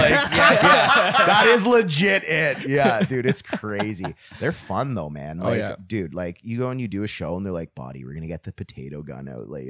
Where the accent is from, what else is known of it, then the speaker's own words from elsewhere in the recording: Metcalfe, Ontario, Canada; now in Ottawa, Canada; I grew up in Metcalf and I thought that we were like a super hillbilly town